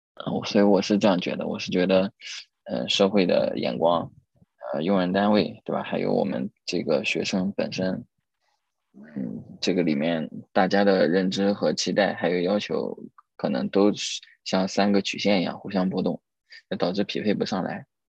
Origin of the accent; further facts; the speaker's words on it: Suzhou, Jiangsu, China; 因为我也苏州人